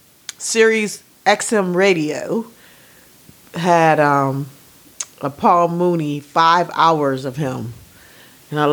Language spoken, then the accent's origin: English; California, United States; this is my Cali coming out